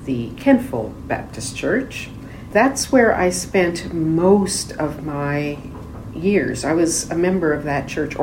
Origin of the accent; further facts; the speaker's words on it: Nova Scotia, Canada; also born or lived in Enschede, Netherlands; We moved to Nova Scotia in 1954, so I was just, you know, 4 years old